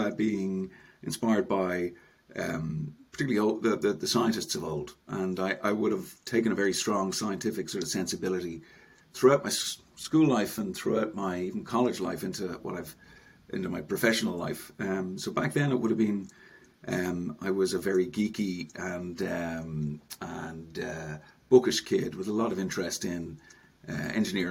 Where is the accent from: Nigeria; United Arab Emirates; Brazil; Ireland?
Ireland; Dublin, Leinster; moved away as an adult; now in Enniskerry, Ireland; I'm North Dublin, born and bred, Paul. So I grew up in North Dublin.